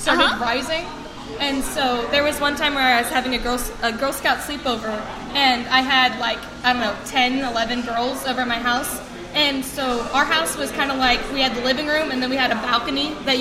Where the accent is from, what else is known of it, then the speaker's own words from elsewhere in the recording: Nixa, Missouri, United States; I'm from Nixon, Missouri